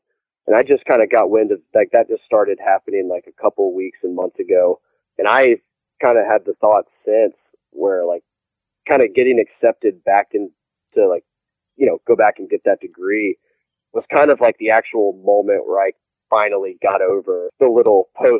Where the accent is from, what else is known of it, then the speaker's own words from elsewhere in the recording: the South, United States; And, you know, I'm from the South.